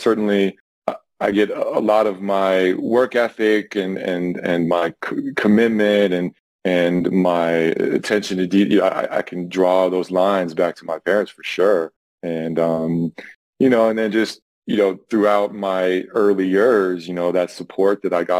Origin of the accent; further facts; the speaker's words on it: Boulder, Colorado, United States; also born or lived in Ventura, California; I was born in Ventura. However, I grew up in Boulder, Colorado